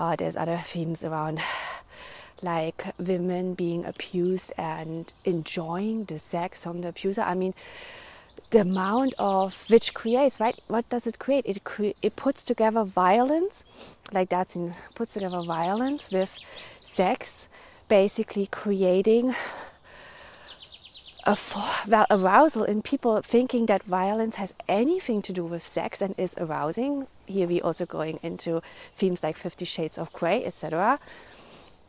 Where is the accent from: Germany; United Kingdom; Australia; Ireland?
Germany; moved away; also born or lived in Netherlands; I grew up in Germany